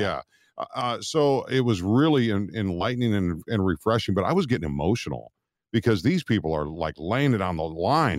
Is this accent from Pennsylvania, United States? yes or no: no; Minnesota, United States; moved away; I'm from Minnesota, so this is up north, this is kinda near, you know, where I grew up